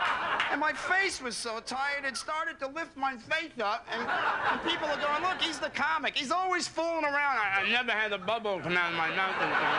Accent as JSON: {"language": "English", "region": "New York", "country": "United States", "said": "Come on, I come from New York."}